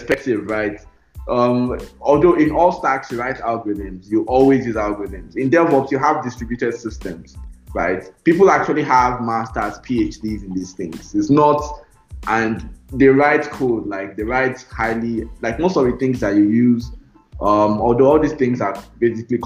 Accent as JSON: {"language": "English", "country": "Nigeria", "said": "I'm Nigerian"}